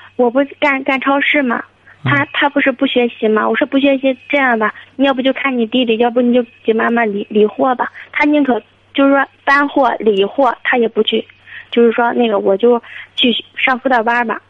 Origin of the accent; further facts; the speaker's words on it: Hebei, China; 我是河北的